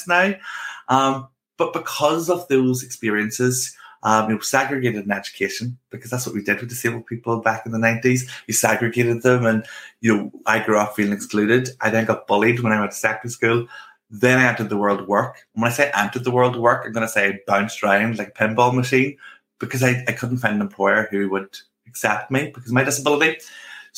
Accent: Northern Ireland, United Kingdom; accent: Northern Irish; I grew up in Northern Ireland

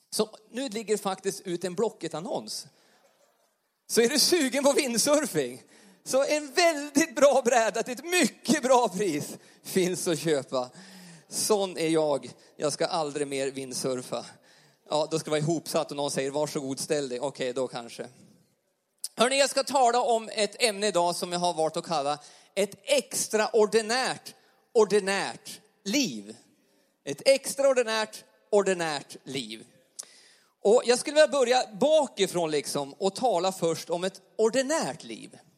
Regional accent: Jämtland, Sweden; accent: Jämtland dialect; now in Karlstad, Sweden; vi kommer från Jämtland. Vi pratar inte värmländska. Eh, Hade du väntat något exotiskt värmländskt eh, tal idag så glöm det. Utan vi pratar ganska ren eh, jämtländska. Och bor nu i Karlstad, bor i lägenhet.

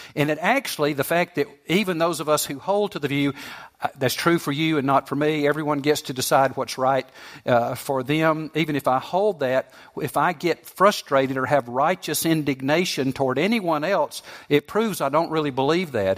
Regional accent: Southeast, United States; I grew up in the Southeast. We don't have much snow here.

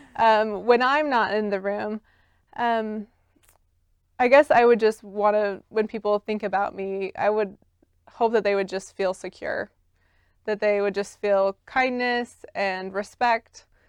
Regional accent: Salt Lake City, Utah, United States; I grew up just here in Salt Lake City in East Mill Creek.

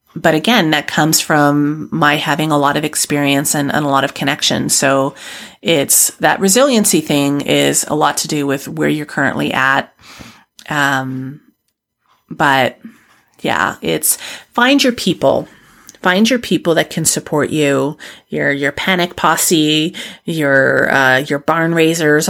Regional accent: Canada; a white woman from Canada

